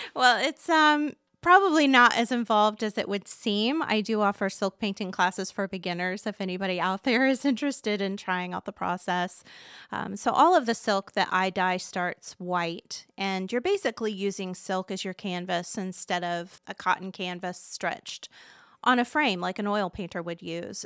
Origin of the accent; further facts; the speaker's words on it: Muncie, Indiana, United States; Born and raised in Delaware County